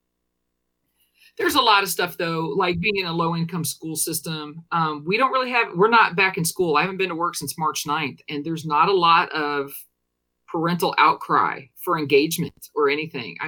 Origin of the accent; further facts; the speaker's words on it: Paxton, Illinois, United States; now in Washington, D.C., United States; I'm from Paxton, Illinois, which is a really small town north of Champaign